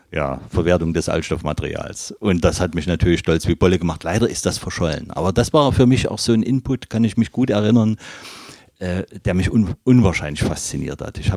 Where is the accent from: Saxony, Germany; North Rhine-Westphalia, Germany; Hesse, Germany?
Saxony, Germany; Leipzig; now in Magdeburg, Germany; Ich bin gebürtiger Leipziger, ja.